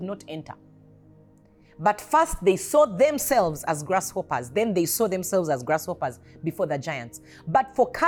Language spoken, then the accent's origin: English; Uganda; I am not just a Ugandan. I am a kingdom citizen who happened to be born in Uganda